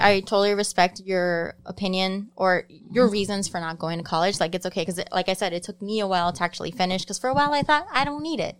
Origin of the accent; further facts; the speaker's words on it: Chicago, Illinois, United States; also born or lived in Cicero; I grew up in Pilsen